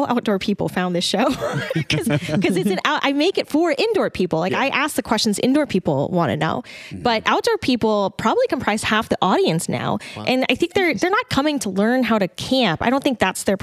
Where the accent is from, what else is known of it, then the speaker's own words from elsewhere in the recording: Dallas, Texas, United States; also born or lived in Atlanta; now in Austin, United States; I grew up, I'm from Dallas